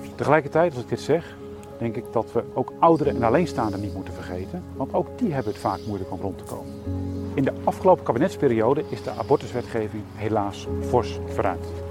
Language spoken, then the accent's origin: Dutch; Elspeet, Gelderland, Netherlands; Ik sta hier in Elspet, het dorp waar ik opgegroeid ben, waar ik woon